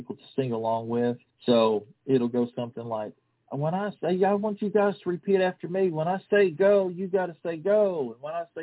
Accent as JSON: {"language": "English", "region": "Kentucky", "country": "United States", "said": "I'm from Kentucky"}